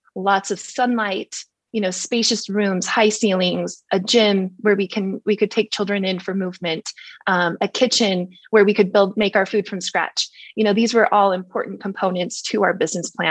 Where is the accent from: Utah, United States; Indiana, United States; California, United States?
Utah, United States; Park City; I grew up in Park City